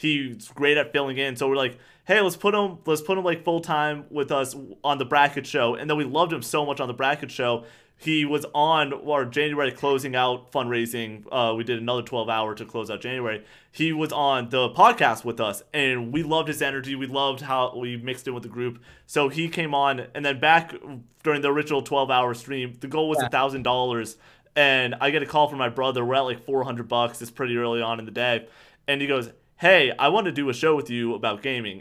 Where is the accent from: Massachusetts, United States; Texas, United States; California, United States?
Massachusetts, United States; Boston; I'm Boston. I'm from Boston